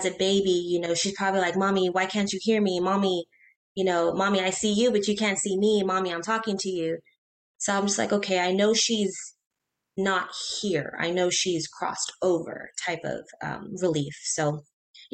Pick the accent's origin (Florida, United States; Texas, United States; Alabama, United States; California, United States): Texas, United States; Corpus Christi; also born or lived in Beaumont, Texas; So we're born and raised in Corpus, moved to Beaumont for work